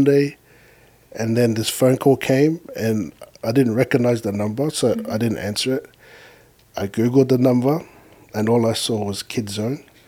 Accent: Sydney, New South Wales, Australia; also born or lived in Lower Hutt, New Zealand; now in Canada; I was born in Wellington. And in a little place called Lower Hutt. And I left there when I was 4. And then I came to Sydney, Australia. And that's where I grew up, was mainly in Australia.

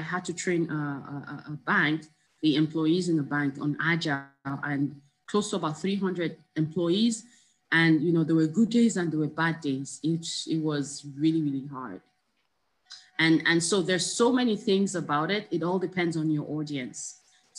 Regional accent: Nigeria; moved away; also born or lived in Canada; being a Nigerian, being out of Nigeria and coming back

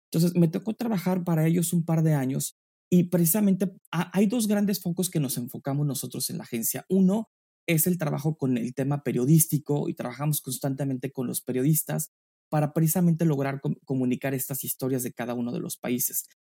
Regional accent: San Miguel de Allende, Guanajuato, Mexico; moved away as an adult; now in New York, United States; Yo soy mexicano, eh, eh, nacido en, la pequeña y maravillosa ciudad de San Miguel de Allende, en el estado de Guanajuato

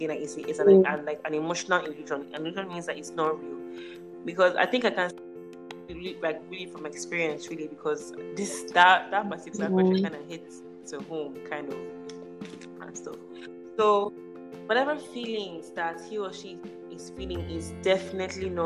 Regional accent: Port Harcourt, Rivers State, Nigeria; I'm from Port Harcourt

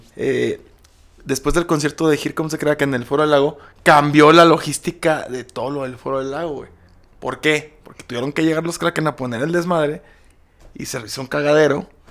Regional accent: Aguascalientes, Mexico; es mi tierra

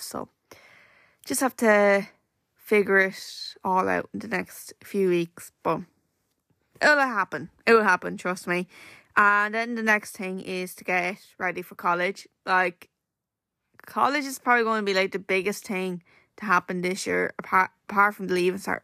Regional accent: Wexford, Leinster, Ireland; we're from Wexford

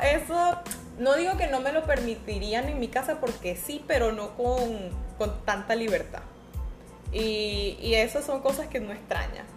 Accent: San Cristóbal, Táchira, Venezuela; moved away; yo soy de San Cristóbal

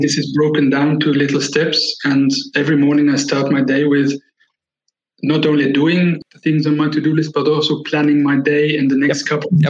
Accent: Switzerland; I was born and raised in Switzerland

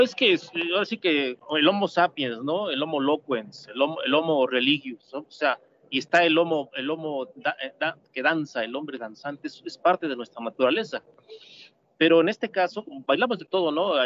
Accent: Mexico

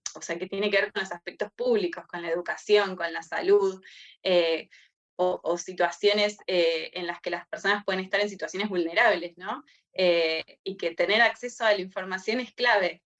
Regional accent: Córdoba, Argentina; moved away; yo soy de Córdoba, me hace acordar a, mi infancia, a, caminar ahí por, por las sierras

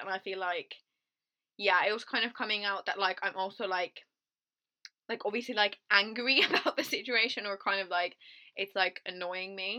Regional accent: Finland; moved away; I'm from a very small town in countryside Finland, right? So there's one pizza place in my hometown

